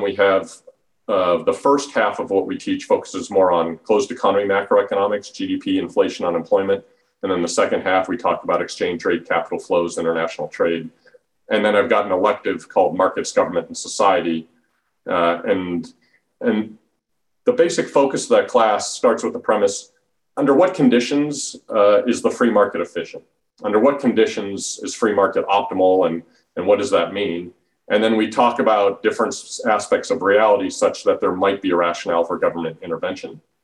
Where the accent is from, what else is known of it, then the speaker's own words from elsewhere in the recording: Denver, Colorado, United States; moved away as an adult; also born or lived in Washington, D.C. / Charlottesville, Virginia; I grew up in Denver, Colorado